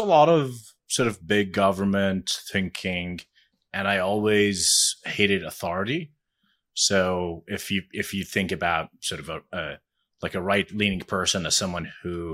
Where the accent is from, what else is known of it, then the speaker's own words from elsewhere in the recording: Jordan; I am Jordanian. So I grew up in Jordan.